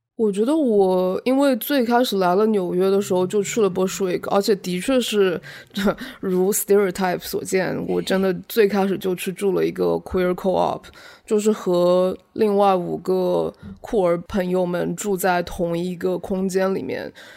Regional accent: China; now in New York, United States; 从我们在中国家庭长大

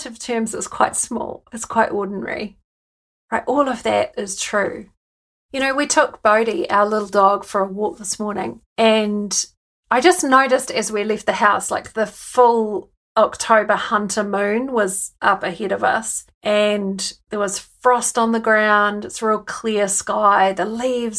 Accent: New Zealand; accent: Kiwi; moved away as an adult; now in United Kingdom; I've brought my Kiwi accent with me. And as soon as I open my mouth, people want to know where I'm from and why I live in the UK

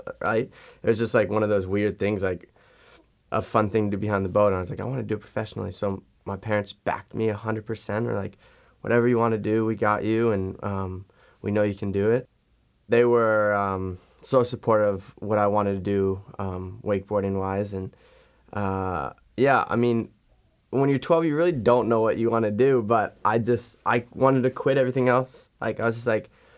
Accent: Fort Lauderdale, Florida, United States; now in Orlando, United States; I live in Orlando, Florida. I grew up in Fort Lauderdale, Florida

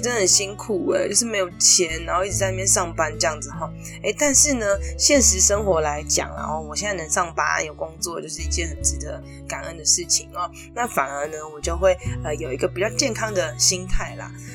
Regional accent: Taipei, Taiwan; 我们台北人就是很惨的

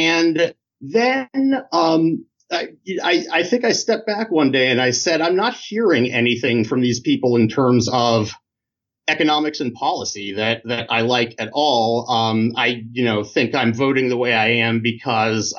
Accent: Indiana, United States; moved away; also born or lived in Michigan; I grew up in Indiana, was the child of parents who were New Yorkers

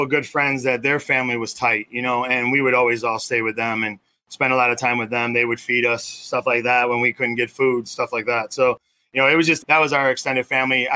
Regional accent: Melrose Park, Illinois, United States; Grew up in a small suburb just west of there, very small, called Melrose Park.

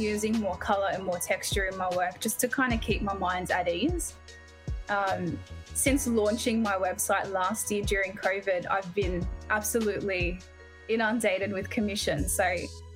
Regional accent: Sydney, New South Wales, Australia; I grew up in Sydney and I'm 30

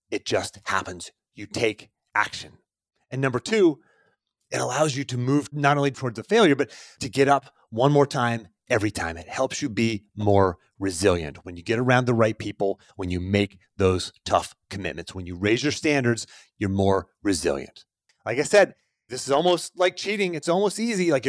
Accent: Pennsylvania, United States; accent: Pittsburgh; I lost my accent. If you've ever heard a Pittsburgh accent, it sounds like I was just talking, but you, man, you got to hear my parents.

